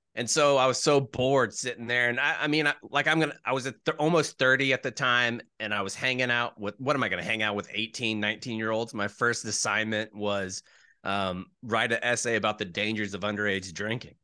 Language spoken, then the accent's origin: English; Jacksonville, Florida, United States; moved away as an adult; I was born in Jacksonville